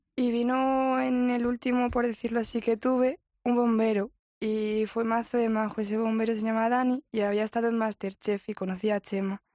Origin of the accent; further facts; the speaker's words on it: Madrid, Community of Madrid, Spain; Yo de aquí, de Madrid.